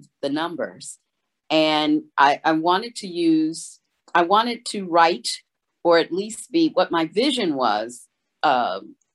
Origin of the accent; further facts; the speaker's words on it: Chicago, Illinois, United States; I was born and raised in Chicago on the South Side in the South Shore neighborhood